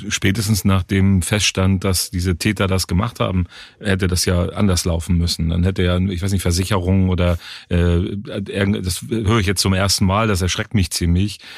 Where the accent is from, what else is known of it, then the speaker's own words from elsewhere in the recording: Germany; now in Cologne, Germany; ich komme ja nicht aus Köln, ich bin in der Nähe von Hamburg groß geworden